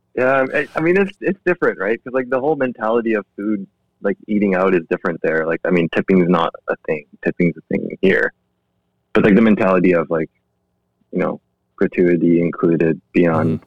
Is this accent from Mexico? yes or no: no; Langley, British Columbia, Canada; also born or lived in Seoul, South Korea / Vancouver, Canada; I grew up in Langley. I spent like eight or eight or the odd nine years, I think, in Van. Um, but my childhood was in Langley